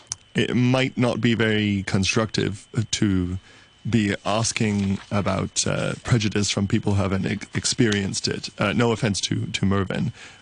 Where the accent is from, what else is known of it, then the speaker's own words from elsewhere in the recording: Hong Kong; I've been told personally to go back to my home country, even though I was born here in Hong Kong.